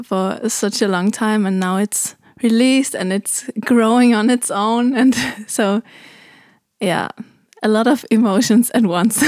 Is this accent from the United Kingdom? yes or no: no; Germany; now in Copenhagen, Denmark; I'm from Germany, but I live in Copenhagen.